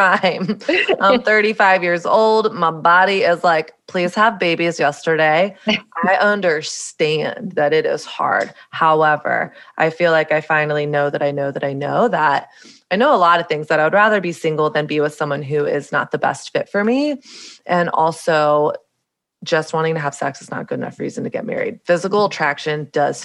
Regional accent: the South, Southern United States, United States; moved away as an adult; now in New York City, United States; growing up in Southern evangelical Bible Belt culture

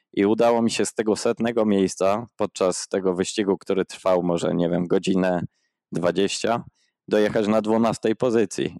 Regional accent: Przemyśl, Subcarpathian Voivodeship, Poland; now in Oslo, Norway; pochodzę z Przemyśla, mieszkaliśmy zaraz koło parku miejskiego

